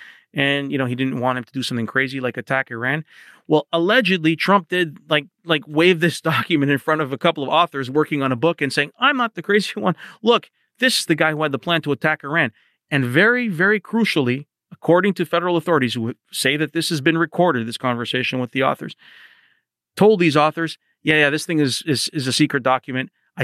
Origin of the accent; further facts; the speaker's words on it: Canada; now in United States; the part that I focused on as a Canadian correspondent in Washington